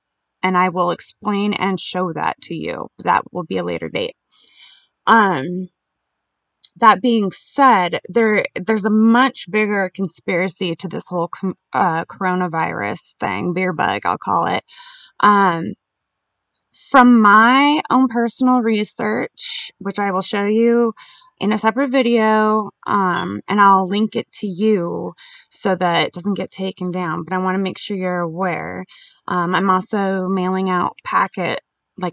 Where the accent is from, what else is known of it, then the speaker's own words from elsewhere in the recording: Jacksonville, Florida, United States; born there; also born or lived in Albuquerque; And I was born in Jacksonville, Florida